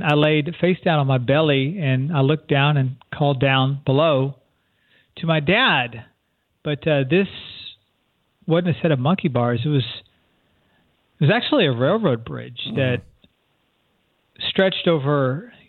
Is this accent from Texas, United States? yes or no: yes; San Antonio, Texas, United States; moved away as an adult; I'm from San Antonio, Texas, originally. Lived there probably till I was about 18 or 19 when I moved away to college